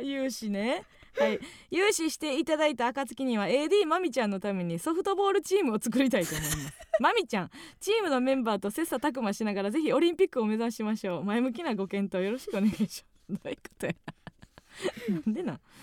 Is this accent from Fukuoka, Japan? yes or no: no; Kansai, Osaka, Japan; 地元大阪関西